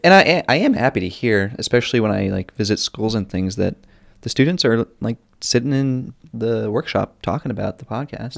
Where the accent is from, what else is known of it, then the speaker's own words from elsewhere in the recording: North Carolina, United States; accent: Southern; my Southern accent